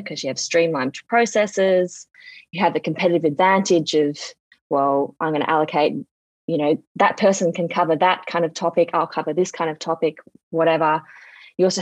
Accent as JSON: {"language": "English", "town": "Sydney", "region": "New South Wales", "country": "Australia", "tie": "born or raised there", "said": "I grew up in Sydney. I live in Sydney. I was raised in Sydney."}